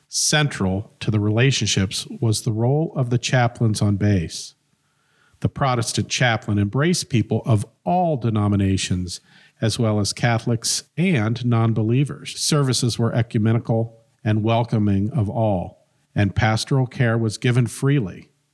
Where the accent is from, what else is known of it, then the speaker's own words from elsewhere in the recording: Centerville, Ohio, United States; also born or lived in Bellbrook, Ohio / Cincinnati, Ohio; now in Springboro, United States; I grew up in Centerville. Uh, was born in Bellbrook, lived there till I was about three, moved to Centerville